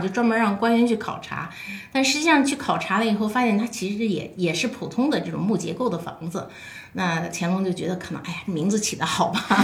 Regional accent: China; 在我们中国是一个源远流长的一个很长期的文化。

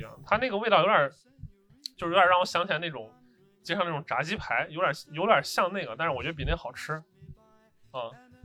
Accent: Xi'an, Shaanxi, China; 就是说咱西安出产那种芹椒啊，它是以这个香著称的

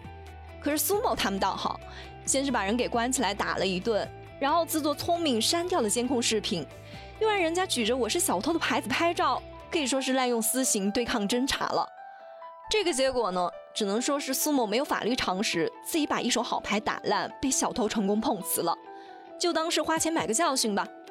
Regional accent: China; 我们中国人

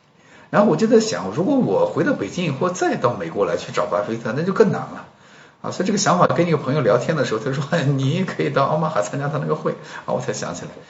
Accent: China; 然后就我一个中国人，然后没有看到其他的啊那个国内去的人

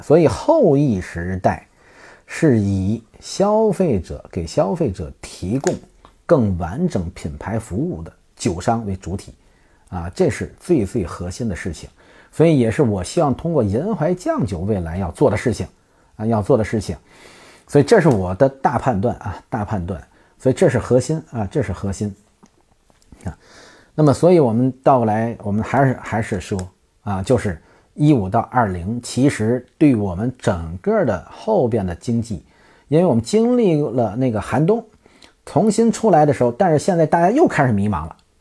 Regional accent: Tianjin, China; 我们都是天津啊

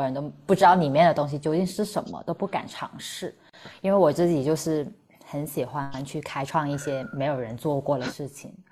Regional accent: Guangzhou, Guangdong, China; moved away as an adult; now in Dali, China; 我是广州人

